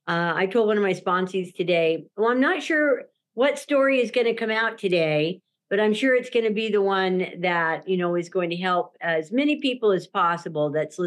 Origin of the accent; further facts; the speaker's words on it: Durango, Colorado, United States; born there; now in Salt Lake City, United States; And so my home is in Salt Lake City, Utah, but I call myself a Four Corners girl. I was born in Durango, Colorado.